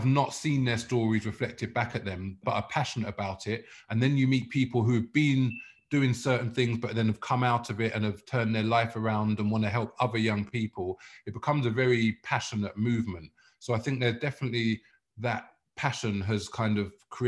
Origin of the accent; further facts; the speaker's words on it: London, United Kingdom; also born or lived in South Africa; I grew up in Muswell Hill